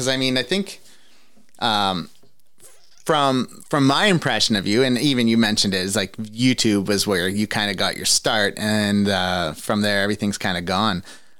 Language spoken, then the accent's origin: English; Ontario, Canada; Because I'm from Ontario, it's not like that here.